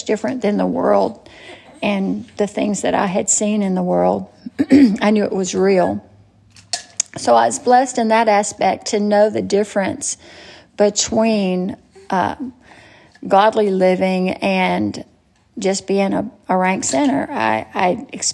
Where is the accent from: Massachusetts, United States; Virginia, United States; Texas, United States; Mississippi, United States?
Mississippi, United States; Natchez; I was born in Natchez, Mississippi, and I was born to great parents